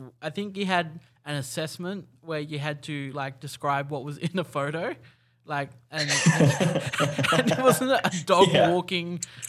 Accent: Australia; as an Australian

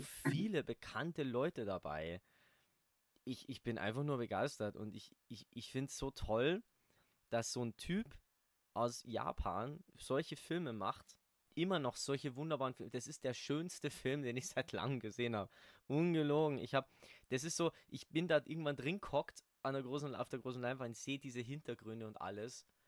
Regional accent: Ingolstadt, Bavaria, Germany; da, wo ich herkomme, hier in Ingolstadt

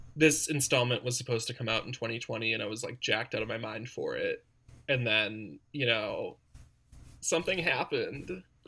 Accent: Wisconsin, United States; My family's a little wild and we're also from Wisconsin

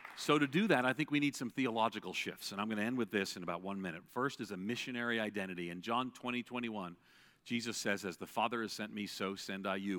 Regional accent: Long Island, New York, United States; I grew up outside of New York City in an Irish Catholic household

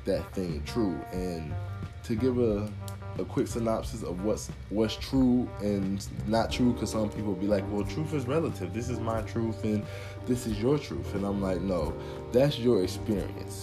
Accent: United States; born and raised in America

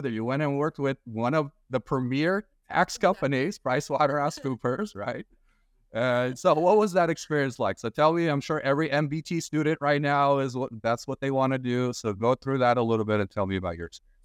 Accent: Glendale, California, United States; I'm from Glendale

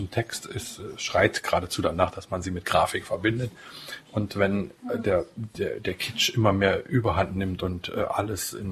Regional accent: Saxony-Anhalt, Germany; born there; geboren im Harz, äh, übrigens in der Nähe auch des Ortes, wo der Luther aufgewachsen ist, in gewisser Weise also ein Landsmann.

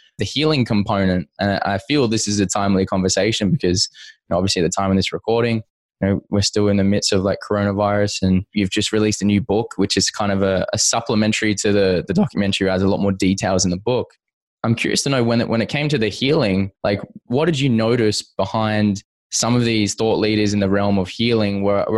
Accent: Perth, Western Australia, Australia; also born or lived in Toronto, California, United States; I grew up here in Perth, but I actually lived in Toronto for a couple of years.

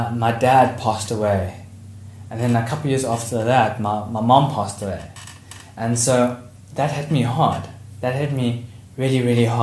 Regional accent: Port Shepstone, KwaZulu-Natal, South Africa; I was born in Port Shepstone, so I'm actually from the South Coast.

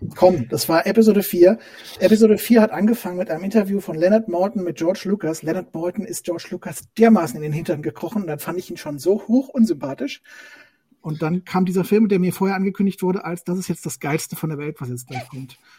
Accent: Hesse, Germany; moved away as an adult; now in Saxony, Germany; bin ein Hesse, ein Geborener, wohne seit ähm, über 20 Jahren in Sachsen

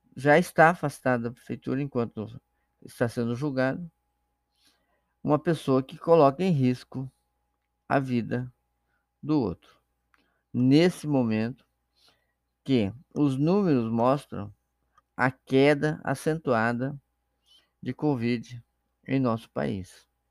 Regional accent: Brazil; nós brasileiros

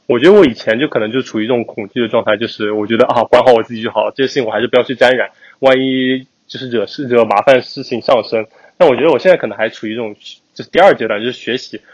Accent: China; moved away as an adult; now in United States; 作为我们在，在国内出生的人来说

